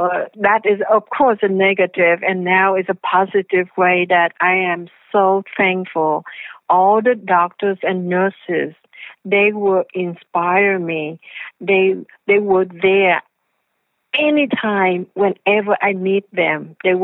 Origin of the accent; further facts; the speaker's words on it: the South, United States; I came from the South, right?